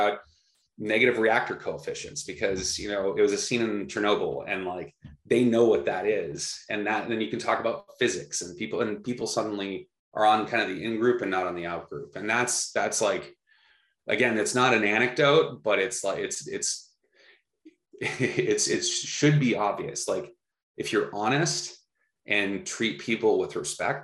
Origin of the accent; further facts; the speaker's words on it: Minnesota, United States; my home state of Minnesota